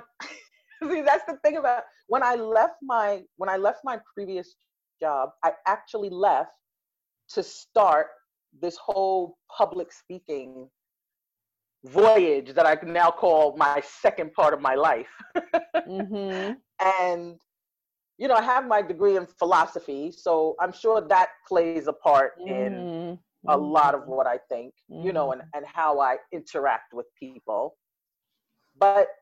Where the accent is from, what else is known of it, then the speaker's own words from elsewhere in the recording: New York City, New York, United States; I grew up in Brooklyn, born and raised Brooklyn.